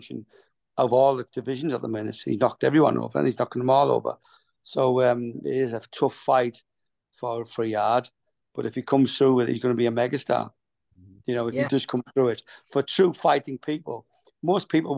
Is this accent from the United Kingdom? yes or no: yes; Middlesbrough, North East England, United Kingdom; also born or lived in Grangetown; now in South Wales, United Kingdom; going back home to my hometown in Middlesbrough.